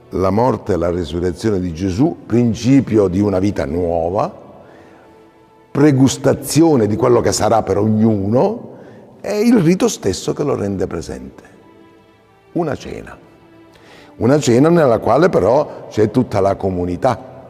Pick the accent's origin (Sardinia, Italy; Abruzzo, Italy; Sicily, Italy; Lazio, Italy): Sicily, Italy; Acireale; io vengo da Acireale, Acicastello, Acitrezza, nel catanese, sotto Letna, no?